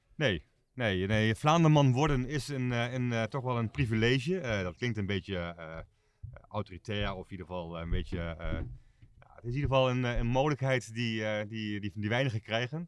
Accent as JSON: {"language": "Dutch", "country": "Netherlands", "said": "wij zijn Hollanders"}